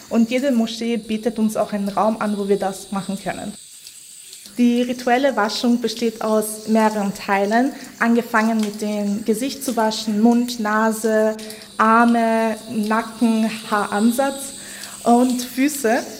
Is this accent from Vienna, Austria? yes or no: yes; Vienna, Austria; ich bin Wienerin, ich identifiziere mich als eine Wienerin und für mich ist ähm, der Stephansdom einfach das Wahrzeichen von Wien.